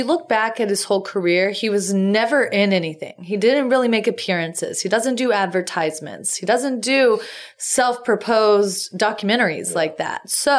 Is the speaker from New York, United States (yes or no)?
no; Texas, United States; also born or lived in Pittsburgh, Pennsylvania; I grew up in Texas. I've been here a long time.